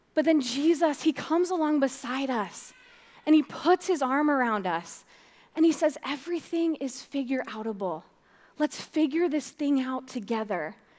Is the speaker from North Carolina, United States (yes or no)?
no; Fort Dodge, Iowa, United States; I'm from Fort Dodge